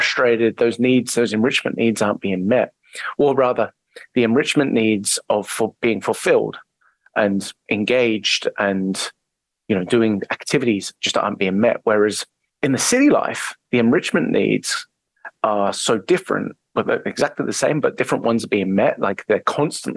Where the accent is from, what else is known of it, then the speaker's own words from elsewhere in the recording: English countryside, England, United Kingdom; moved away as an adult; I'm English. I grew up in the English countryside